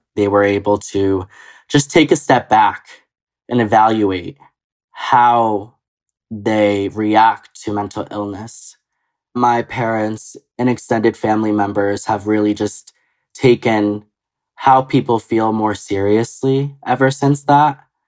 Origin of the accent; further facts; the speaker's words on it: Connecticut, United States; also born or lived in Costa Rica / upstate New York; now in New York, United States; I used to live with my mom in Costa Rica. My mom met my stepdad, who I call dad, and uh, he moved us to Connecticut when I was around the age of five